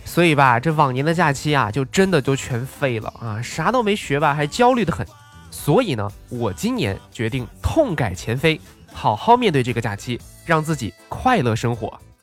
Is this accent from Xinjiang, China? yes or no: yes; Xinjiang, China; moved away; 没有回到我的老家新疆啊